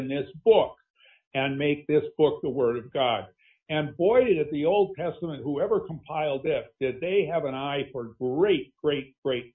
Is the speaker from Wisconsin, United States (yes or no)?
yes; Green Bay, Wisconsin, United States; I grew up in Green Bay, Wisconsin, a largely Catholic town